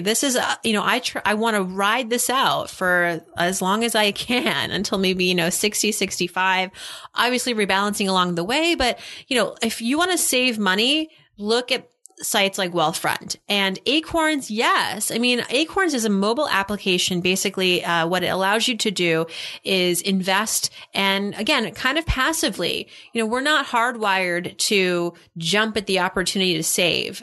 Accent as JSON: {"language": "English", "region": "Massachusetts", "country": "United States", "moved": "yes", "lives_now": "New York, United States", "said": "I'm from Massachusetts as well."}